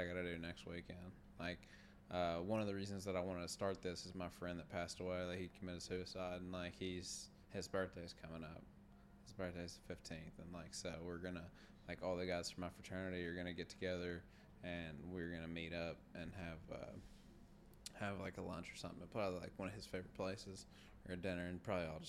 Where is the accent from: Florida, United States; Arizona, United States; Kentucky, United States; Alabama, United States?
Kentucky, United States; also born or lived in Louisville, Kentucky / Elizabethtown, Kentucky / Bardstown, Kentucky; we're all from Kentucky or the area.